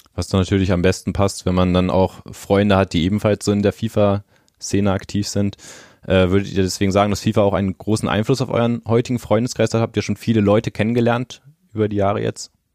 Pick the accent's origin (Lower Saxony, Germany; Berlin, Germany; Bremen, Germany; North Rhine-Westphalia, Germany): Bremen, Germany; moved away; also ich komme ja persönlich gebürtig aus Bremen, äh, bin dort in der Nähe auch zur Schule gegangen